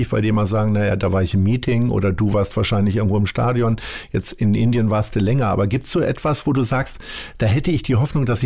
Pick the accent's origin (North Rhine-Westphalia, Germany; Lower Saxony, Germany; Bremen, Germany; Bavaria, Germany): Lower Saxony, Germany; now in Hamburg, Germany; mein, mein äh, bester Heimatkumpel, ich komme ja nun aus Niedersachsen, mit denen telefoniere ich jeden Morgen.